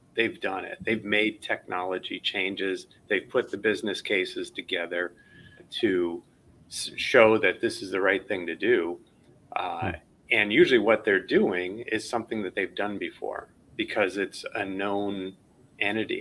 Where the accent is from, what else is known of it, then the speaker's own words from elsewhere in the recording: Chicago, Illinois, United States; I you know grew up in Chicago